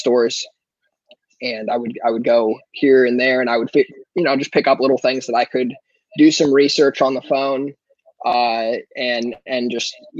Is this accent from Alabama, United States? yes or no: no; Ojai, California, United States; now in Louisville, United States; originally I'm from Southern California, little town called Ojai, which is in Ventura County between Santa Barbara and Los Angeles.